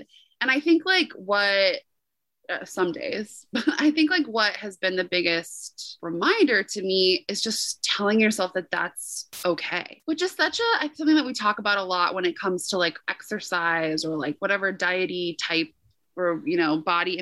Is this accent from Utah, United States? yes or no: no; North Carolina, United States; moved away; I was recording from North Carolina